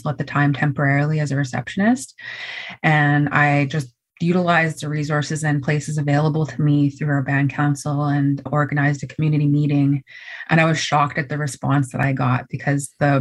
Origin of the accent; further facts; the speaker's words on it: Haisla territory, British Columbia, Canada; I am from the Beaver Clan. I am a proud member of the Haisla Nation, and I've been born and raised here.